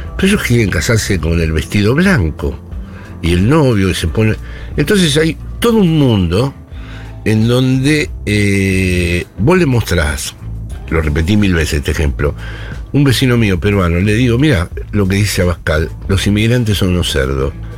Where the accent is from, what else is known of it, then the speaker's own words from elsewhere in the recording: Buenos Aires, Argentina; moved away as an adult; now in Spain; soy un porteño que vive allí